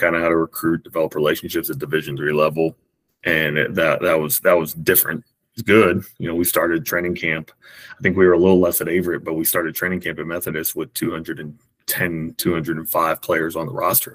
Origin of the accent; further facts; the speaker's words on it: Raleigh, North Carolina, United States; I'm from Raleigh, North Carolina